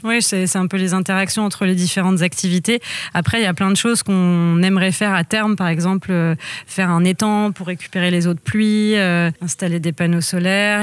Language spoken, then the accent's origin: French; Lisieux, Normandy, France; moved away as an adult; also born or lived in Angers; alors moi je suis normande, je suis née dans le Calvados et j'ai grandi en Normandie à Lisieux jusqu'à jusqu'à mes 18 ans